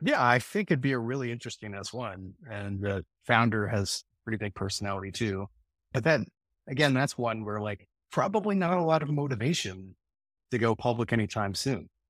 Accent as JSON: {"language": "English", "town": "Atlanta", "region": "Georgia", "country": "United States", "tie": "born or raised there", "said": "growing up in Atlanta"}